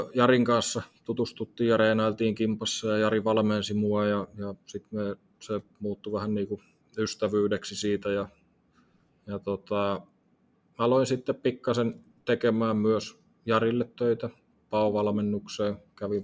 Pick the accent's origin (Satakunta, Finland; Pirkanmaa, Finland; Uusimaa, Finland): Pirkanmaa, Finland; Tampere; Tampereella syntynyt